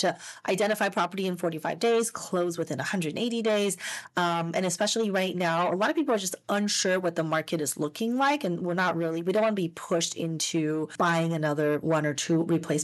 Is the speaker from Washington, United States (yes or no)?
no; Las Vegas, Nevada, United States; moved away as an adult; now in Southern California, United States; growing up in Las Vegas, I didn't even know there were state income taxes, I guess. So when I first moved to California